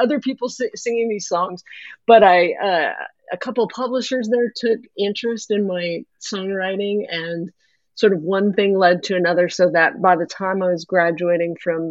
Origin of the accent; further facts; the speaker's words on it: Canada; I am a Canadian, grew up, I'm talking to you from just outside of Vancouver, Canada.